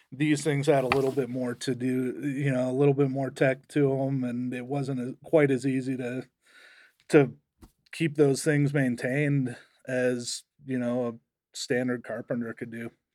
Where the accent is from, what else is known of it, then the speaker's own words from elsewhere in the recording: Estes Park, Colorado, United States; I grew up in Estes Park